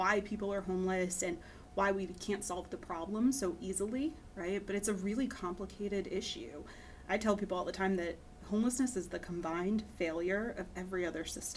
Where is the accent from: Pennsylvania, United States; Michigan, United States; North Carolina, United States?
Pennsylvania, United States; moved away as an adult; also born or lived in Boston; now in Houston, United States; I grew up in Pennsylvania